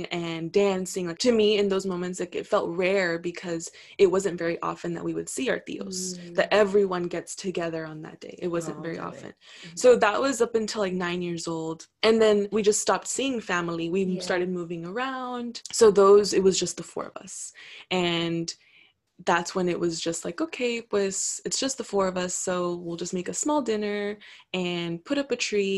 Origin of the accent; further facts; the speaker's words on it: Laredo, Texas, United States; I grew up in Laredo.